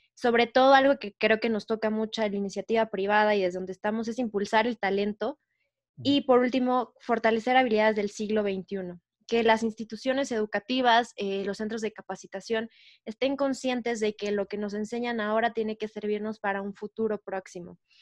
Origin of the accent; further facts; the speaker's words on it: Mexico; todos como mexicanos